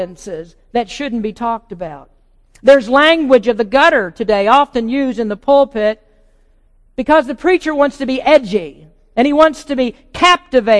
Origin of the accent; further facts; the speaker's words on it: the South, United States; moved away; I came from the South